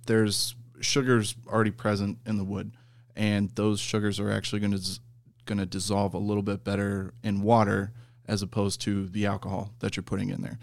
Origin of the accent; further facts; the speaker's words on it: Iowa, United States; my hometown distillery